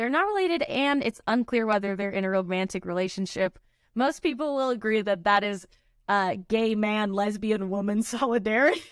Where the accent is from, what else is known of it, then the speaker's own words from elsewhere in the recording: United States; we're American